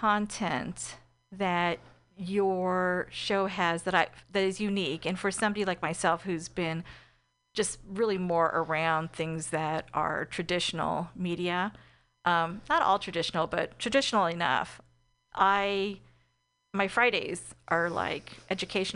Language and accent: English; East Bay, California, United States; I'm from the East Bay